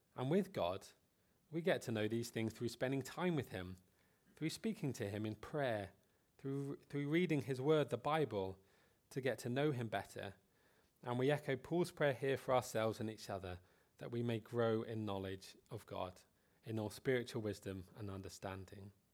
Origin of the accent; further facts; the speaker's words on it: United Kingdom; Being British